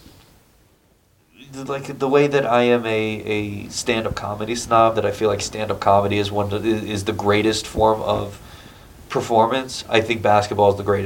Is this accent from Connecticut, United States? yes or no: yes; Connecticut, United States; moved away as an adult; now in New York City, United States; I grew up in Connecticut, right outside New York